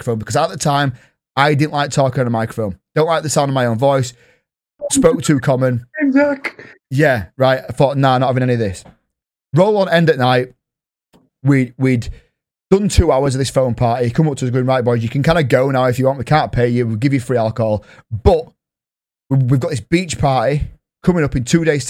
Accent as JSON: {"language": "English", "region": "Yorkshire and the Humber", "country": "United Kingdom", "said": "I'm from Yorkshire"}